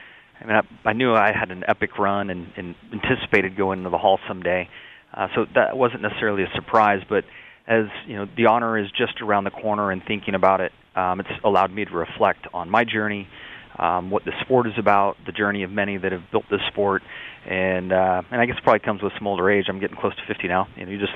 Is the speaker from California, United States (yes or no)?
yes; San Diego, California, United States; I had very humble beginnings growing up in the San Diego area, with my mom as a school bus driver and my dad as a heavy equipment operator.